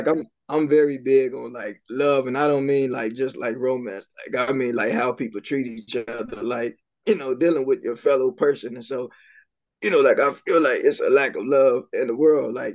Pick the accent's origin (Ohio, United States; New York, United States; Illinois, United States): Illinois, United States; Chicago; I grew up in Chicago